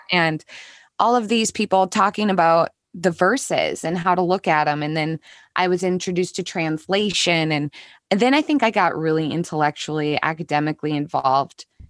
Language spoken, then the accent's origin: English; Minnesota, United States; I grew up here in Minnesota.